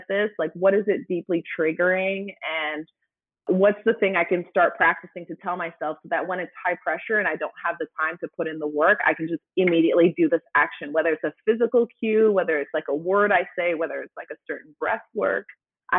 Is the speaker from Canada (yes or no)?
yes; Canada; now in United States; I'm Canadian